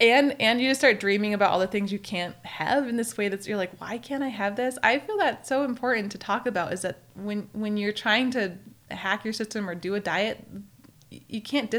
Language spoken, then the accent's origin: English; Maine, United States; Yeah, we had gardens, and I grew up in Maine. Before I moved to Tahoe, we had gardens there.